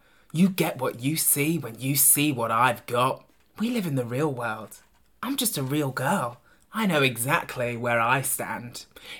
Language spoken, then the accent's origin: English; England, United Kingdom; I am the English rose between two Scottish thistles.